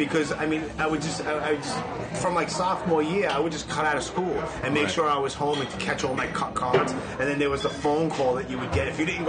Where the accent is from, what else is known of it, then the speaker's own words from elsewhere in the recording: New York City, New York, United States; I'm from Brooklyn.